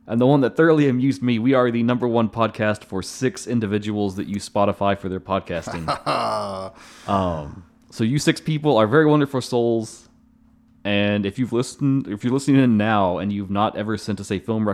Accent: Kentucky, United States

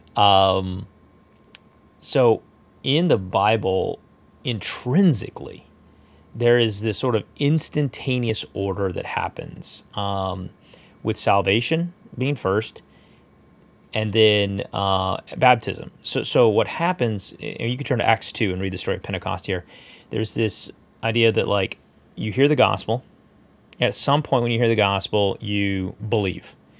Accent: United States; We're American

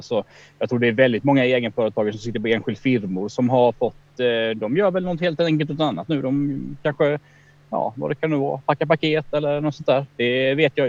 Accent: Kronoberg County, Sweden; accent: Småländska; moved away; Jag är uppe i Kronobergs län här, mina hemtrakter där jag är uppvuxen

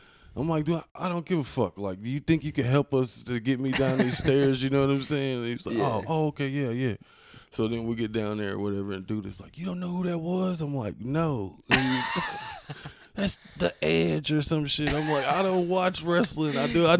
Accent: Indianapolis, Indiana, United States; moved away as an adult; now in Evansville, United States; I'm originally from Indianapolis.

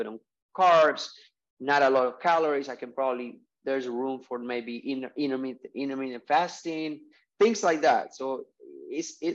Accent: Colombia; moved away as an adult; I'm from Colombia. I moved here when I was 19, 23 years ago

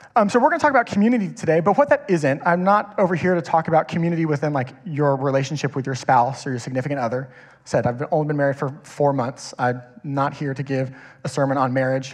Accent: Kingwood, Texas, United States; I grew up in Kingwood. I've been here my whole life

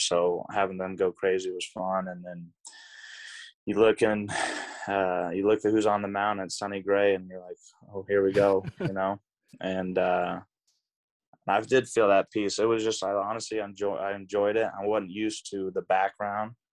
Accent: Tulsa, Oklahoma, United States; also born or lived in Dallas, Texas; I grew up in Tulsa, Oklahoma

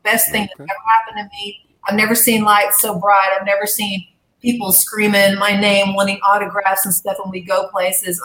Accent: Arkansas, United States; moved away as an adult; also born or lived in Dallas, Texas; I'm from Arkansas originally, and mm-hmm. so I grew up raising horses

